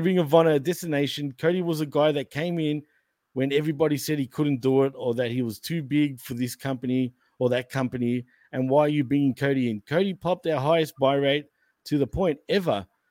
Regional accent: Australia; accent: Australian; I'm Australian

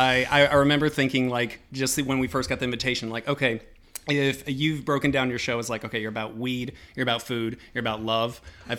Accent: Atlanta, Georgia, United States; I'm from the south. I'm from Atlanta, so red velvet is like what I was raised on.

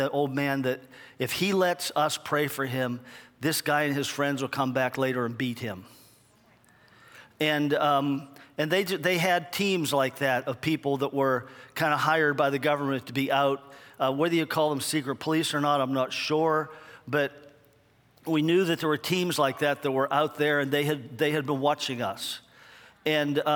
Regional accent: United States; I'm from America.

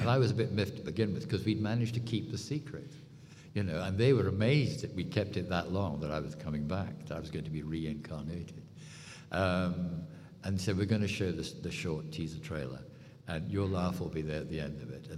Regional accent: United Kingdom

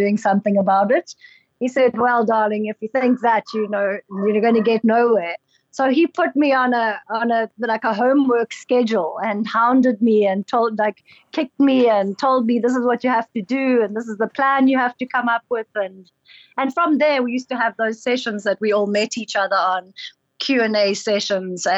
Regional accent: South Africa; as South African authors

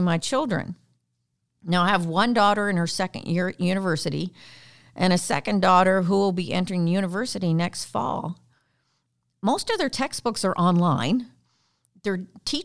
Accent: Canada; accent: Canadian; I'm Canadian

